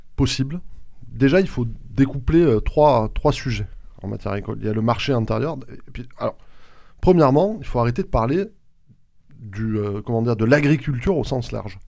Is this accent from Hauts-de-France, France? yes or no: no; Haute-Garonne, Occitania, France; chez nous en Haute-Garonne